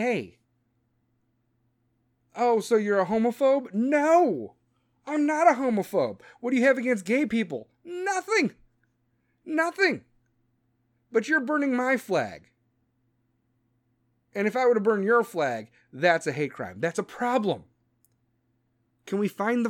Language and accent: English; United States; I'm an American